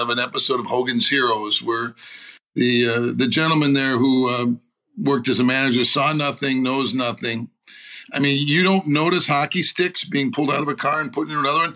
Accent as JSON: {"language": "English", "town": "St. Paul", "region": "Minnesota", "country": "United States", "tie": "born or raised there", "said": "my hometown of St. Paul"}